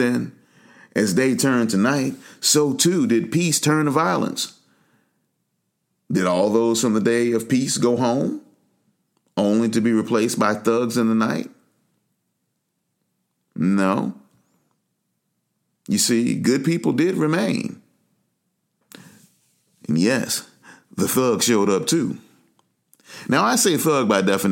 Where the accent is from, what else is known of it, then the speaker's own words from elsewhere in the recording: United States; also born or lived in Atlanta, Georgia; we're Americans. I'm an American